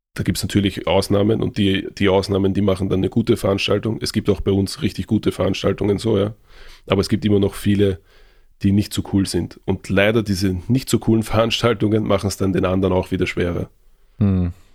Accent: Vienna, Austria; bei uns in Wien

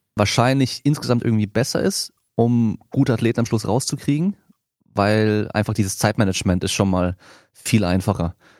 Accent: France; now in Germany; eigentlich komme ich aus Frankreich

